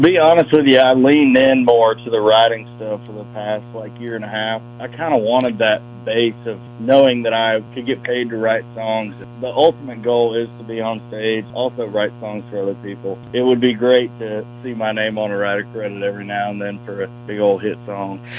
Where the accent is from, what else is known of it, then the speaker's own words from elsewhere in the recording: Lakeland, Florida, United States; moved away as an adult; now in Nashville, United States; I'm from North Lakeland